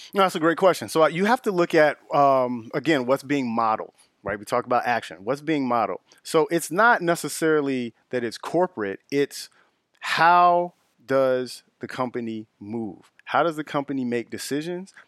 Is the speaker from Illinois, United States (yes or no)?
yes; Chicago, Illinois, United States; also born or lived in Justice, Illinois; I'm originally from the Auburn-Gresham area of the south side of Chicago, off of eighty-seventh Street